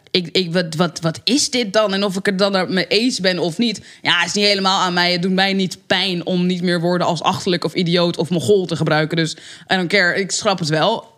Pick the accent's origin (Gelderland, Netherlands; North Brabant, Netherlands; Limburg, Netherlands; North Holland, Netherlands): North Holland, Netherlands; Amsterdam; En ik ben opgegroeid in de Belmer.